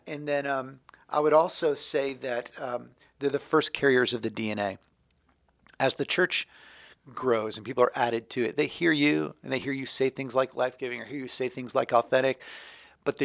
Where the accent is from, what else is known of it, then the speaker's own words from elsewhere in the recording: Florida, United States; So I'm from Florida.